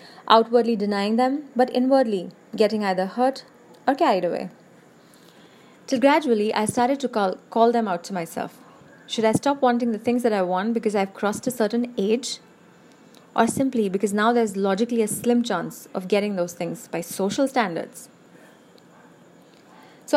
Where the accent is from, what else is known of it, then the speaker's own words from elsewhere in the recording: India; I'm an Indian